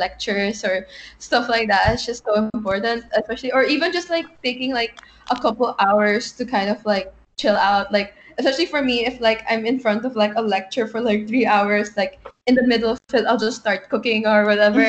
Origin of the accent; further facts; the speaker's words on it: Manila, Metro Manila, Philippines; moved away as an adult; I'm from Manila, the Philippines